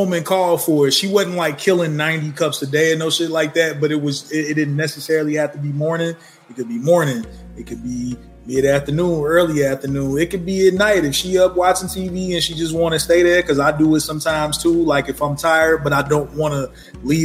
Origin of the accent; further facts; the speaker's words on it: Chicago, Illinois, United States; growing up in Chicago